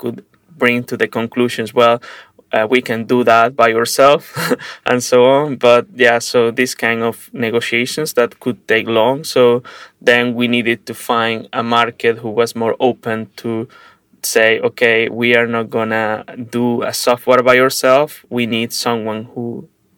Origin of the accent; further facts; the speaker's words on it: Venezuela; now in Prague, Czech Republic; I am originally from Venezuela and living in Prague, Czech Republic